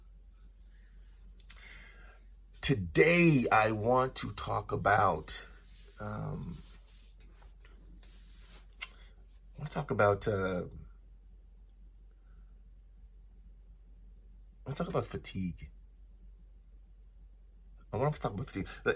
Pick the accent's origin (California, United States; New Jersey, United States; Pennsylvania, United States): California, United States; Los Angeles; also born or lived in Toronto; I'm originally from Toronto and I grew up in Los Angeles.